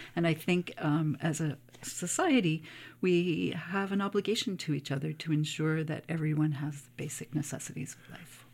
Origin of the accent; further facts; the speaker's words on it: Cape Breton, Nova Scotia, Canada; I grew up in Cape Breton, um, in a small community